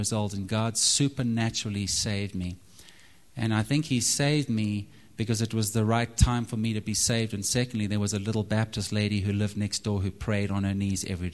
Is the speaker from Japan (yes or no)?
no; Zimbabwe; moved away as an adult; also born or lived in Texas; now in United States; I'm from Zimbabwe, and so I love the outdoors. We used to go hunting a lot growing up